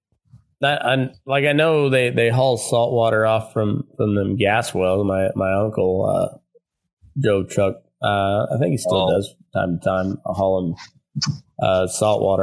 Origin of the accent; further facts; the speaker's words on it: Eastern Colorado, United States; now in Nevada, United States; I grew up in Eastern Colorado, you know, almost Kansas, almost Oklahoma